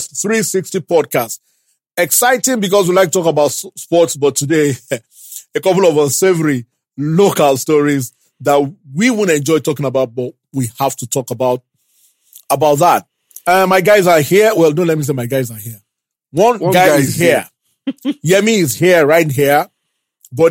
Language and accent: English; Ibadan, Oyo, Nigeria; I grew up in Ibadan